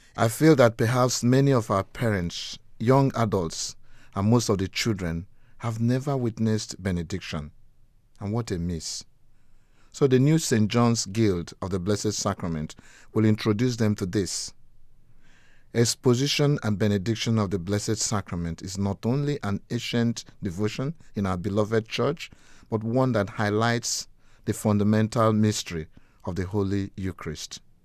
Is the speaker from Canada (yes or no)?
no; Nigeria; now in Gravesend, United Kingdom; I grew up in Nigeria, West Africa